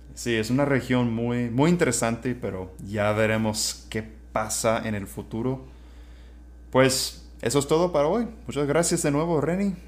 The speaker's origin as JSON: {"language": "Spanish", "area": "small town southwest of Austin", "region": "Texas", "country": "United States", "tie": "born or raised there", "also_born_or_lived": "Arizona", "second_language": "Spanish", "moved": "as an adult", "lives_now": "Playa del Carmen, Mexico", "said": "yo crecí en un pueblo muy chico, como 45 minutos a suroeste de Austin"}